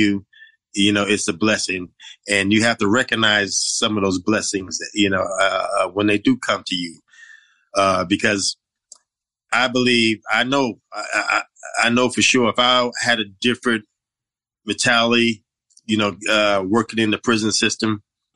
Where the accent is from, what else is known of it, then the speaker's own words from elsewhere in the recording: New York City, New York, United States; growing up in Brooklyn